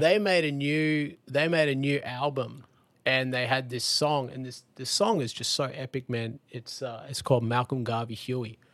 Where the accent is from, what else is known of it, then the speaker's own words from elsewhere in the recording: Lennox Head, New South Wales, Australia; I grew up in Lenox Head in Australia